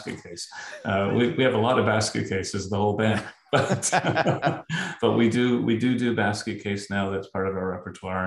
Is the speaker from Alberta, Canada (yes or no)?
no; Toronto, Ontario, Canada; I grew up in Toronto